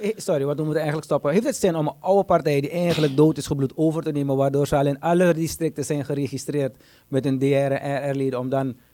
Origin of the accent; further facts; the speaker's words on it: Suriname; Ik ben een Surinamer.